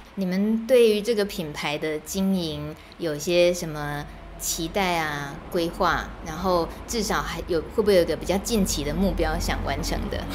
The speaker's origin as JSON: {"language": "Chinese", "town": "Wufeng", "region": "Taichung", "country": "Taiwan", "tie": "born or raised there", "moved": "yes", "said": "越来越接近自己国小的母校，然后我采访的人竟然竟然就在母校的旁边而已，四德国校，雾峰的四德国校"}